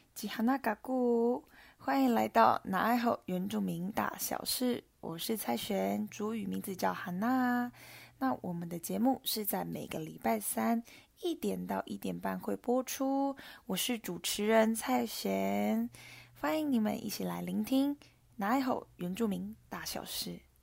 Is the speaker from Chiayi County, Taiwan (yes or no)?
no; Guanshan, Taitung County, Taiwan; 我是来自台东关山德高达古范部落的阿美族